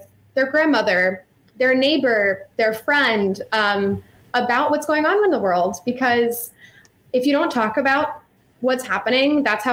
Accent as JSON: {"language": "English", "region": "Virginia", "country": "United States", "moved": "yes", "lives_now": "Chicago, United States", "said": "I'm from Virginia and I went to Cotillion"}